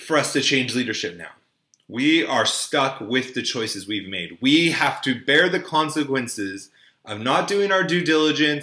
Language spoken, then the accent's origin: English; United States; I grew up in Orange County